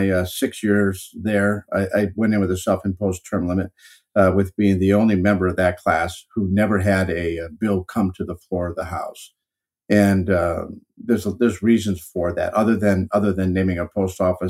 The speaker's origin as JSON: {"language": "English", "region": "Northeast Wisconsin", "country": "United States", "said": "I'm from Northeast Wisconsin"}